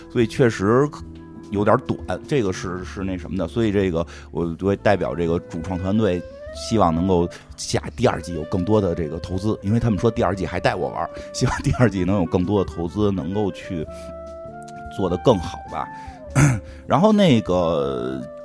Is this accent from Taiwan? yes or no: no; Beijing, China; 实际上我并不是老北京人，我属于新北京人，我这代是在这儿长大的